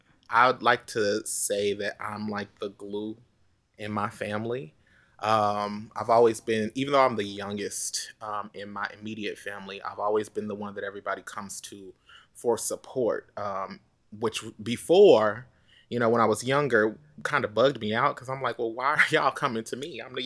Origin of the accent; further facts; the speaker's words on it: Oklahoma, United States; moved away; I was looking to get out of my hometown anyway. You know, I just wanted out of Oklahoma because even though there's a lot of opportunity there, there's not a lot yet.